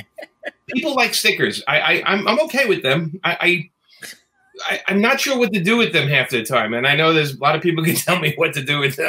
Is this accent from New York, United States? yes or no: yes; New York City, New York, United States; we grew up in New York, especially in Brooklyn